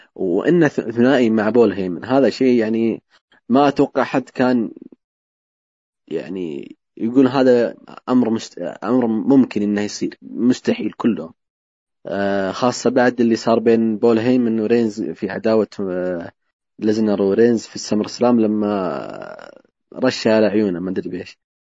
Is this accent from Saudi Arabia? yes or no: yes; Saudi Arabia; عندنا في السعوديه